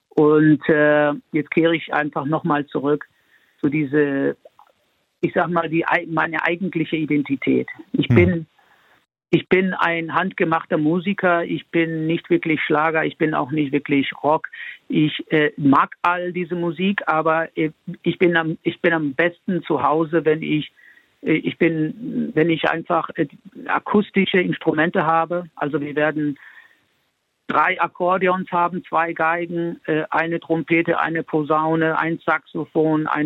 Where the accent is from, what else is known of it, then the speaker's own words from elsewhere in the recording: Spain; born there; Ich bin ja in Spanien geboren, ich bin äh, in, in ganz Europa unterwegs gewesen